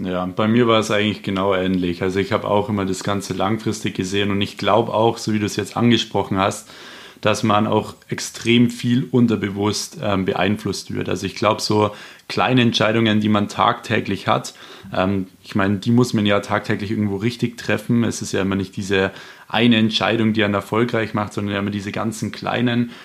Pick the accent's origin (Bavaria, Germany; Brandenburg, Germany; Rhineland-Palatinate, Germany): Bavaria, Germany; Munich; ich komme auch aus dem Raum München